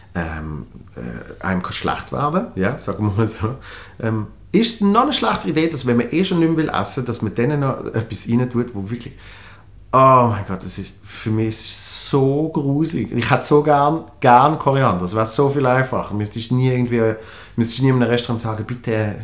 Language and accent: German; Switzerland; als Schweizer